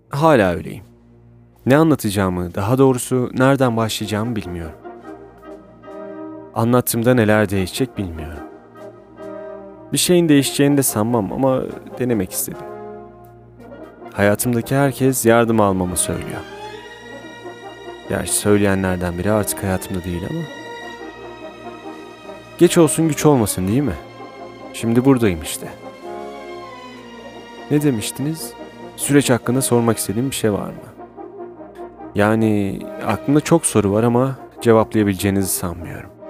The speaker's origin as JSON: {"language": "Turkish", "region": "Erzurum", "country": "Turkey", "tie": "born or raised there", "moved": "as an adult", "lives_now": "Istanbul, Turkey", "said": "Aslen Erzurumluyuz. Üniversiteye kadar Erzurum'da yaşadım. Ailem hala orada yaşıyor."}